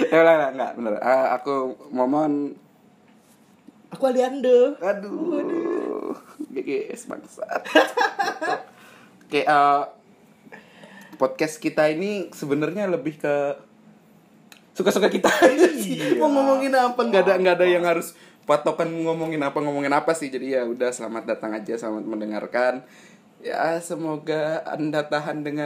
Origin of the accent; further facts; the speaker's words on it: Kalimantan, Indonesia; now in Yogyakarta, Indonesia; kita orang Kalimantan bangsat. Tinggalnya di Jogja lah gue.